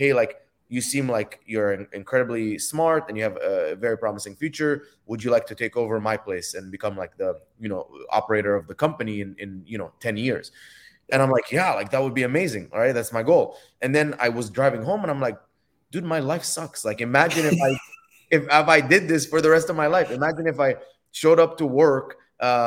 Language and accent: English; Dubai, United Arab Emirates; moved away as an adult; also born or lived in Egypt; now in United States; I was born in Egypt, grew up in Dubai.